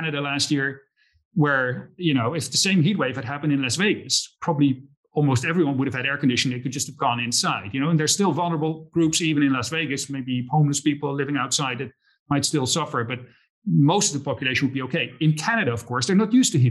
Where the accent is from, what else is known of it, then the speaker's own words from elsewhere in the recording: Netherlands; moved away; I grew up in the Netherlands